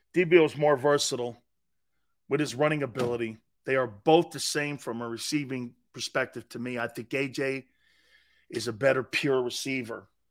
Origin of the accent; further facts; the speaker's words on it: East Coast, United States; now in California, United States; I'm from the East Coast